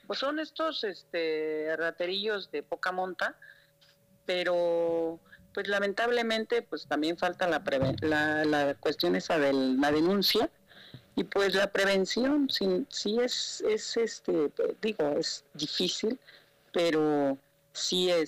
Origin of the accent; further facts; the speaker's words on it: Mexico; Nosotros, como todo mexicano y hacemos uso del derecho constitucional del artículo este 13 de la de la Constitución de Oaxaca y del octavo Constitucional Federal.